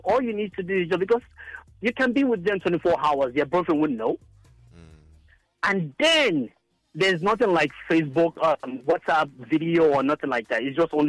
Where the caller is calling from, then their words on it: Brooklyn, New York, United States; I don't want to mention my name, but I'm coming from Brooklyn, New York.